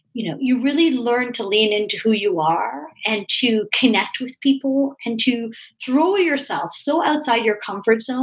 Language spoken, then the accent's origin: English; Toronto, Ontario, Canada; I'm from Toronto, Canada